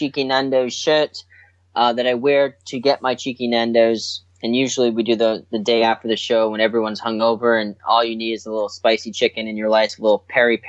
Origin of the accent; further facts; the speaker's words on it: Boston, Massachusetts, United States; I grew up in Boston, Massachusetts, and that's where I started doing entertainment type things.